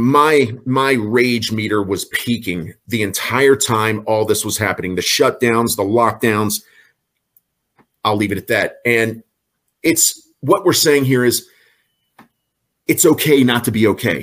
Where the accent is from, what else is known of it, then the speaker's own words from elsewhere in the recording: York, Pennsylvania, United States; I'm just somebody from York, Pennsylvania